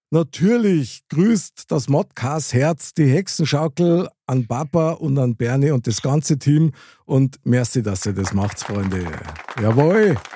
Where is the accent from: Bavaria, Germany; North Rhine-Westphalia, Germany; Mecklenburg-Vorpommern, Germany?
Bavaria, Germany; Munich; ich bin in München aufgewachsen, ich bin da geboren, sogar in der Nähe vom Oktoberfest